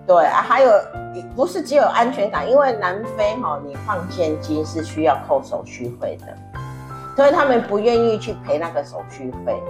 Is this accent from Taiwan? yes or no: yes; Taiwan; moved away; also born or lived in South Africa; 我们台湾人啊，如何在海外跟中争争对岸啊，啊，呃，跟对岸哈竞争啊